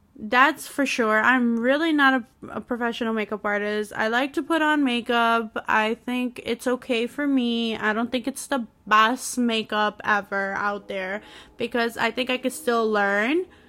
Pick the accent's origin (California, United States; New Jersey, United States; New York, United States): New York, United States; I'm from New York